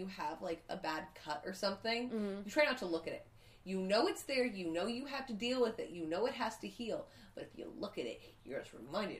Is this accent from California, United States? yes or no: yes; California, United States; I'm just from California.